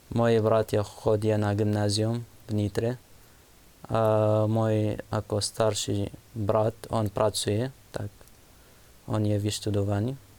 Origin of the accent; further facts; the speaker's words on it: Nineveh, Iraq; Slovak is a second language; moved away as an adult; now in Slovakia; Ako my sme mali vlastný dom v Iraku, že mm, dve poschodia, pivnica, veľký dom.